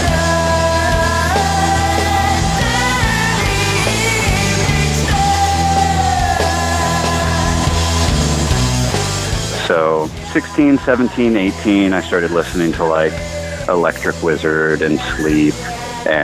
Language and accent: English; Salem, Oregon, United States; now in Portland, United States; Salem, Oregon.